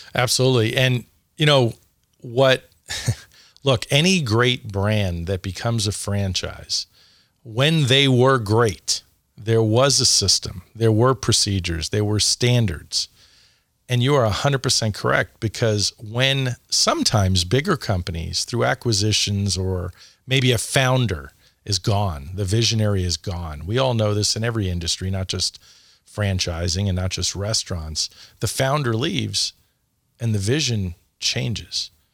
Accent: New York City, New York, United States; moved away as an adult; also born or lived in Phoenix; I grew up in New York, and, uh, Dad was on Wall Street

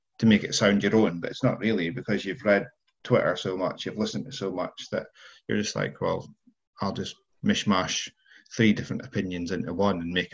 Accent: United Kingdom; as many British people are

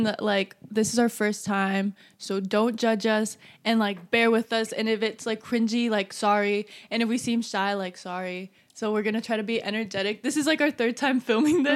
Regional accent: California, United States; I'm from California.

